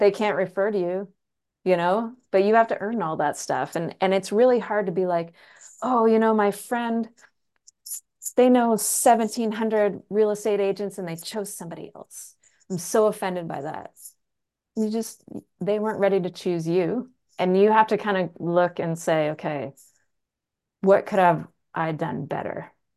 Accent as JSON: {"language": "English", "country": "Canada", "said": "I'm from the country. I'm a Canadian from the country."}